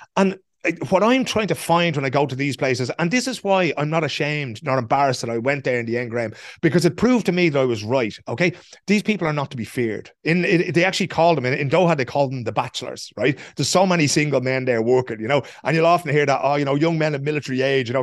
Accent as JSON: {"language": "English", "country": "Ireland", "said": "we know as Irish people"}